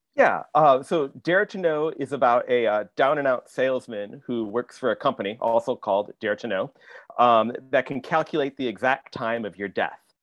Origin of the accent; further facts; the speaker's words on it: Michigan, United States; I grew up in Michigan, not that far away. I grew up in the Midwest